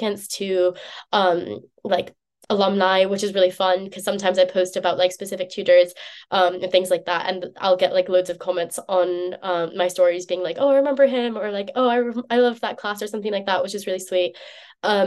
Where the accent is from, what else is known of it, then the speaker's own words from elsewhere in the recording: United States; moved away as an adult; now in Oxford, United Kingdom; I'm American